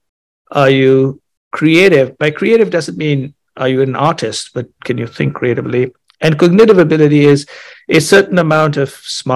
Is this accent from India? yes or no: yes; India; moved away as an adult; also born or lived in Chicago; I grew up in India